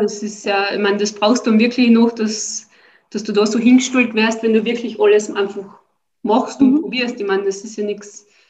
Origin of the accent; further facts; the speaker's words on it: Austria; bei uns in Österreich